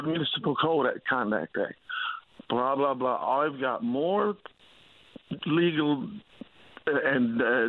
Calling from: Long Harbour, Newfoundland and Labrador, Canada; So I'm calling from Long Harbour here now

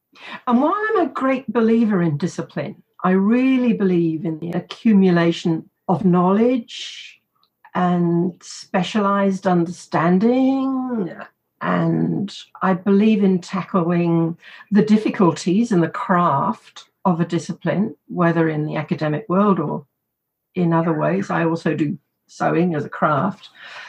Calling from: Canberra, Australian Capital Territory, Australia; I'm speaking from Ngunnawal land in a beautiful spring morning in Canberra, and the blossoms are out.

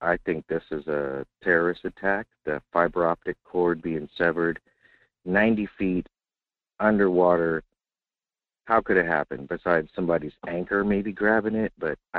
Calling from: Fairbanks, Alaska, United States; Morning, Michael. Hey, it's your essential worker here in Fairbanks, Alaska

